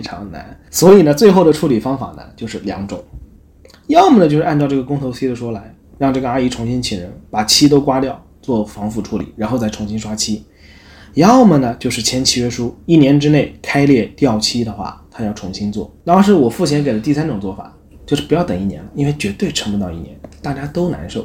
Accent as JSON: {"language": "Chinese", "country": "China", "moved": "yes", "lives_now": "Japan", "said": "我是中国的"}